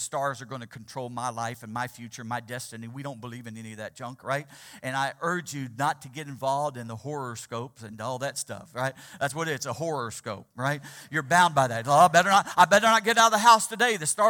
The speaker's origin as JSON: {"language": "English", "region": "Missouri", "country": "United States", "tie": "born or raised there", "said": "Just having the privilege of growing up in the Ozarks of Missouri, It was there where there was no smog issue."}